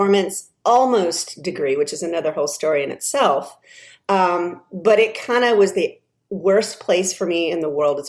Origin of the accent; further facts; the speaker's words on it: Texas, United States; I grew up in Texas, born and raised